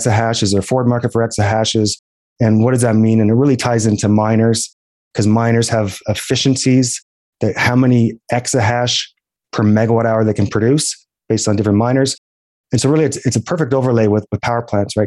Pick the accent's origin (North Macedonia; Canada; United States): Canada; East Coast of Canada; moved away as an adult; now in Calgary, Canada; I'm from the East Coast of Canada. I got a one-way plane ticket for graduation gift and I moved out to Calgary, Alberta